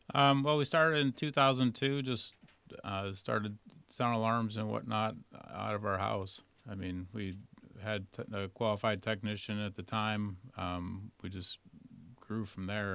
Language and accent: English; Rochester, New York, United States; moved away as an adult; I'm originally from Rochester, New York